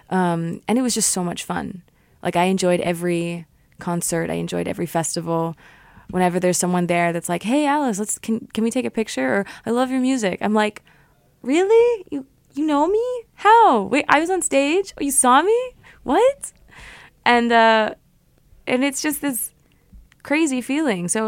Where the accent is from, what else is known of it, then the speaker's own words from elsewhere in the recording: Canada; also born or lived in Germany / Connecticut; I grew up in Canada, so I was born in Germany, but I moved after three months.